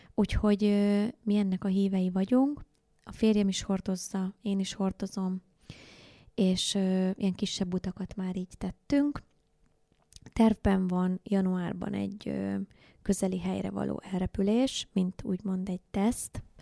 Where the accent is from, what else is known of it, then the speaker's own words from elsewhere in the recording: Hungary; also born or lived in Indonesia; én ugye vidéki vagyok